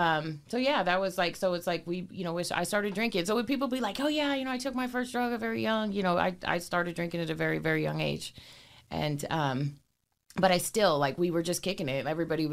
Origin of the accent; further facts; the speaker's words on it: Portland, Oregon, United States; I grew up in North Portland and St. John's